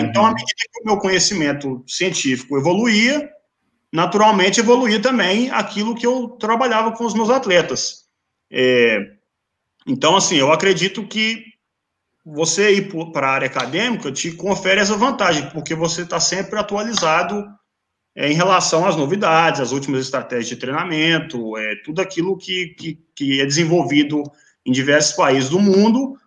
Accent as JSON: {"language": "Portuguese", "town": "Teófilo Otoni", "region": "Minas Gerais", "country": "Brazil", "tie": "born or raised there", "moved": "yes", "said": "minha cidade natal, Teófilo é Otoni"}